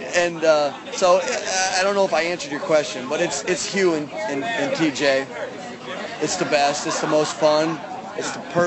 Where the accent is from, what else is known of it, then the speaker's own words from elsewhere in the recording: Pennsylvania, United States; also born or lived in Baltimore, Maryland / Charlotte, North Carolina; now in St. Petersburg, United States; I'm from north, way north of Pittsburgh, but I'm from Pennsylvania originally